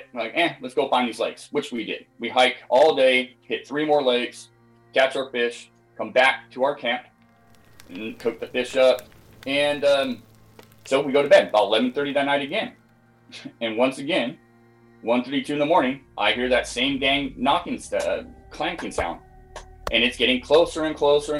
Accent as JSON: {"language": "English", "region": "Scotland", "country": "United Kingdom", "tie": "born or raised there", "also_born_or_lived": "Pacific Northwest, United States", "moved": "yes", "lives_now": "United States", "said": "I was born and raised in Scotland, moved over to the States in 93"}